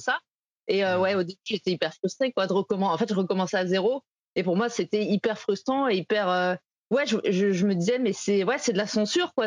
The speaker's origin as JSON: {"language": "French", "town": "Saint-Étienne", "region": "Auvergne-Rhône-Alpes", "country": "France", "tie": "born or raised there", "said": "j'ai grandi à Saint-Etienne"}